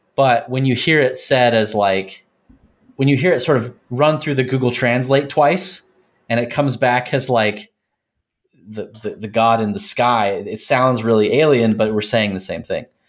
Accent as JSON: {"language": "English", "region": "Texas", "country": "United States", "tie": "born or raised there", "also_born_or_lived": "Colorado", "moved": "as an adult", "said": "I grew up in Texas"}